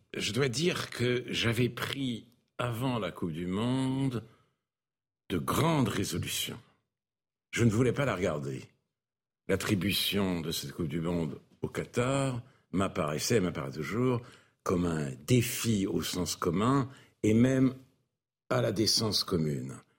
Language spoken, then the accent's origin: French; France; Je ne suis pas fier d'être français